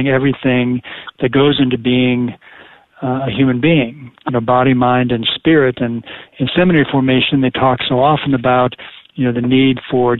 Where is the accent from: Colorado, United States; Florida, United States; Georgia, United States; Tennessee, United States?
Colorado, United States; Colorado Springs; moved away as an adult; also born or lived in Dallas, Texas; I grew up in Colorado Springs, Colorado